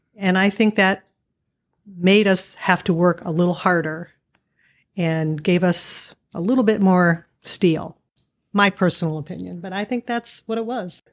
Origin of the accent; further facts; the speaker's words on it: Erie, Pennsylvania, United States; moved away as an adult; also born or lived in Pittsburgh, Pennsylvania; now in Cleveland, United States; I grew up in Erie, Pennsylvania